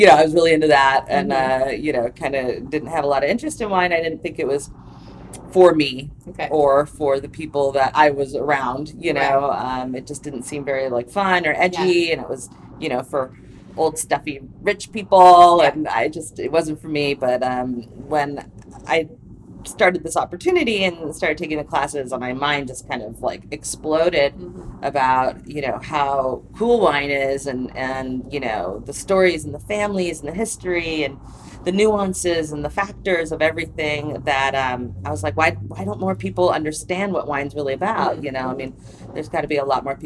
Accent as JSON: {"language": "English", "town": "Santa Barbara", "region": "California", "country": "United States", "tie": "born or raised there", "moved": "yes", "lives_now": "Los Angeles, United States", "said": "I grew up in Santa Barbara"}